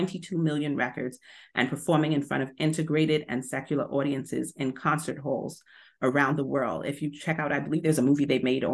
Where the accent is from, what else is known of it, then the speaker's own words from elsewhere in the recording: New York City, New York, United States; I grew up in Bushwick and Bedford-Stuyvesant in New York and in Brooklyn